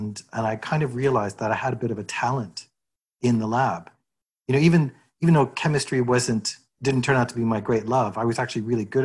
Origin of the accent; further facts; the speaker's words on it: Edmonton, Alberta, Canada; moved away as an adult; also born or lived in Madison, Wisconsin, United States / Glasgow, Scotland; now in Toronto, Canada; I was born in the US, but my parents emigrated to Edmonton when I was six. And I grew up in Edmonton.